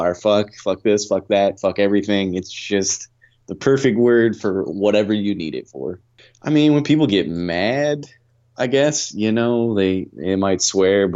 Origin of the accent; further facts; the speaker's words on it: Aurora, Illinois, United States; now in Fort Worth, United States; I am from Aurora, Illinois, but I live in Fort Worth, Texas.